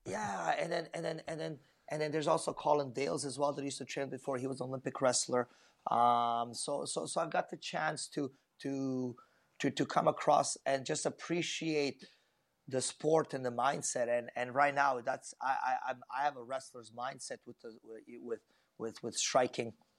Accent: Vancouver, British Columbia, Canada; it is my hometown

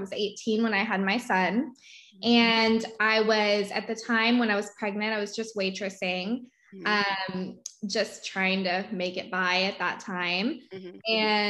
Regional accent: Dallas, Texas, United States; also born or lived in Waco; now in Houston, United States; I'm originally from Dallas. I lived in Houston prior to moving to Waco and then came back.

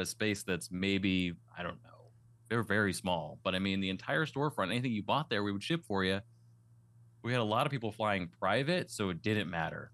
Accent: East Coast, United States; also born or lived in Western Massachusetts / Las Vegas; now in New Hampshire, United States; I was born in the East Coast. I grew up in the snow and the cold

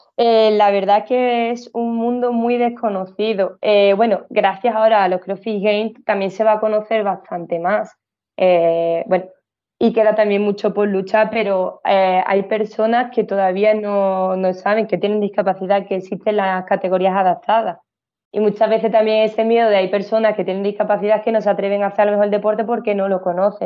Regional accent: Seville, Andalusia, Spain; yo soy de Sevilla

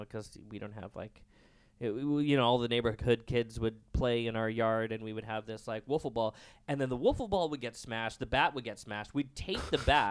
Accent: Surrey, British Columbia, Canada; I grew up in Surrey, like, you know, in the suburbs

